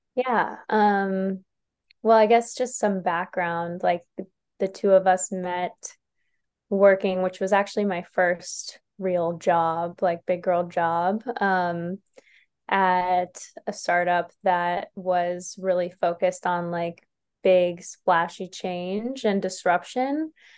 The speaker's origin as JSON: {"language": "English", "region": "New York", "country": "United States", "moved": "yes", "said": "I'm from New York originally"}